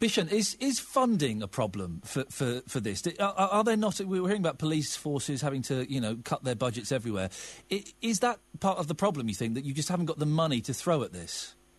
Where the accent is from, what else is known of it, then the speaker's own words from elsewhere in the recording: Slough, South East England, United Kingdom; I grew up in Slough uh, in the 70s and the 80s